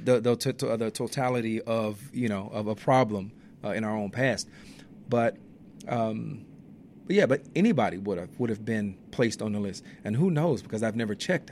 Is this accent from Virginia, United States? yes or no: no; Inglewood, California, United States; I grew up in the Inglewood neighborhood